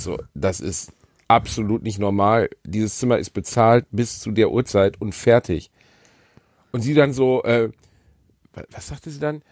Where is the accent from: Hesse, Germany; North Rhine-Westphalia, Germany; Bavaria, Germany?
North Rhine-Westphalia, Germany; Gelsenkirchen; ich bin in Gelsenkirchen-Rotthausen geboren